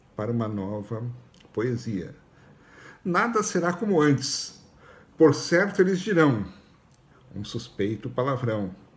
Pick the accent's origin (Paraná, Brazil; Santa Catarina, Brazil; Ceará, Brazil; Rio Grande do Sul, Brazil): Rio Grande do Sul, Brazil; Porto Alegre; como eu também sou de Porto Alegre